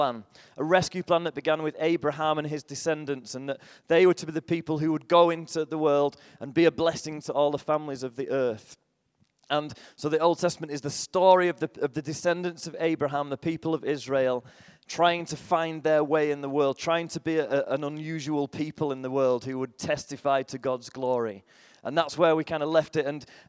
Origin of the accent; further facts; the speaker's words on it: Salford, North West England, United Kingdom; I'm from Salford, just near Manchester.